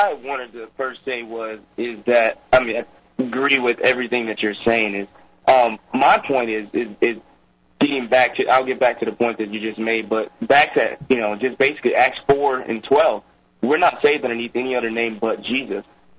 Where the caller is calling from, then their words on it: Charlotte, North Carolina, United States; I'm calling from Charlotte, North Carolina.